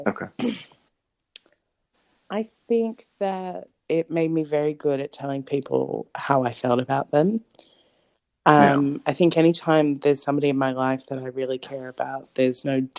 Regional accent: Sydney, New South Wales, Australia; I grew up in a suburb called Canley Vale, which is in southwest Sydney, Australia

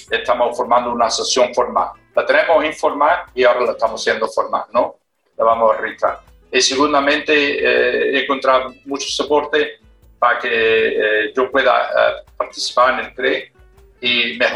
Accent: Australia; somos eh, ciudadanos españoles, porque mantenemos la nacionalidad, tenemos todos los derechos de, de España, pero no hemos criado en Australia. Entonces, inglés para nosotros no es la primera lengua, porque la primera

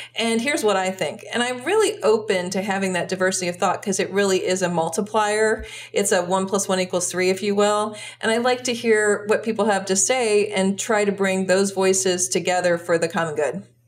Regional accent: United States; also born or lived in Brussels, Belgium; As an American

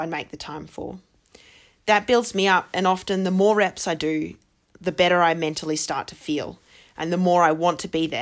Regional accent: Armidale, New South Wales, Australia; I grew up in Armidale, and it was a good 5 to 6 hour drive to the closest one on the Central Coast

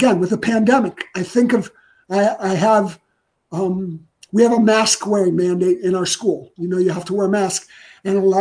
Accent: Ohio, United States; I grew up in Ohio

